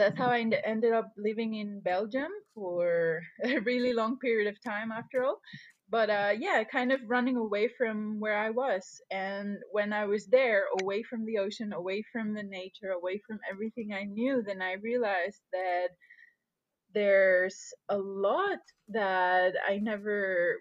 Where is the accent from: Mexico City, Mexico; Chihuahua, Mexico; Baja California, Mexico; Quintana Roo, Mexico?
Quintana Roo, Mexico; Puerto Morelos; I was born in Mexico, and I grew up in a place called Puerto Morelos. And this is a very small fishing village on the coast of Quintana Roo